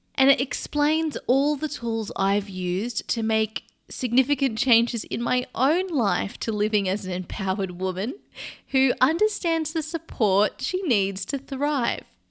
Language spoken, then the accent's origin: English; Sydney, New South Wales, Australia; now in London, United Kingdom; I live in London and I'm actually from Sydney, Australia